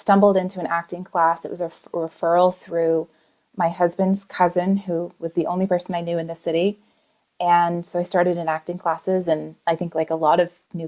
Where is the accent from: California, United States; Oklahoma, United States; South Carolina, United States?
Oklahoma, United States; Tulsa; now in Los Angeles, United States; I am from Tulsa, Oklahoma